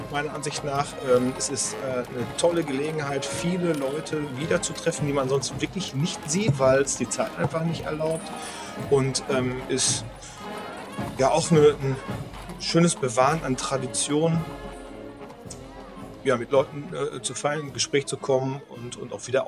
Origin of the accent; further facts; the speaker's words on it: Raesfeld, North Rhine-Westphalia, Germany; Ich komme aus Rasfeld, im Gegensatz zu Rasfeld ist natürlich Kilian doppelt so groß oder dreimal